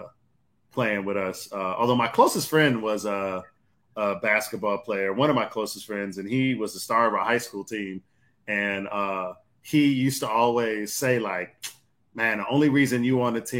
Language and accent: English; Detroit, Michigan, United States; born or raised there